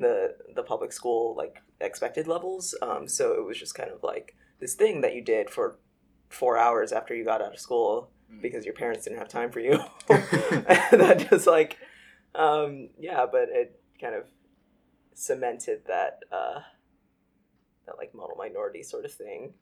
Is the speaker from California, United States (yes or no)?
yes; Los Angeles, California, United States; moved away as an adult; now in Brooklyn, United States; I was born and raised in Los Angeles, and yeah, I was there till I was 18, and then I moved to the East Coast for college